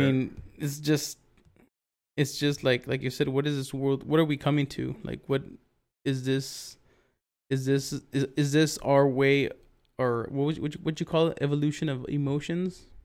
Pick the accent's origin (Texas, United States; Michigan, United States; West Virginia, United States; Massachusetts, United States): Texas, United States; Big Wells; right outside of Big Well's, my hometown